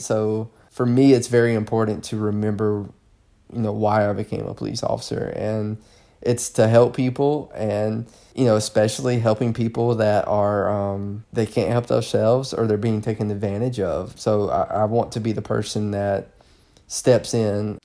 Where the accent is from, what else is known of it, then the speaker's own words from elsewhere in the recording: the South, Southern United States, United States; accent: southern; moved away; my southern accent